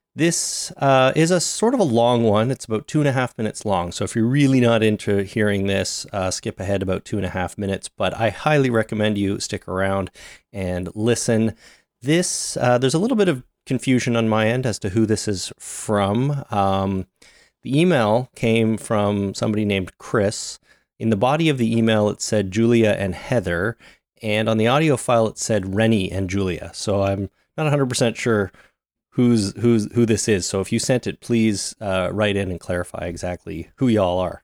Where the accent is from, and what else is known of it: Canada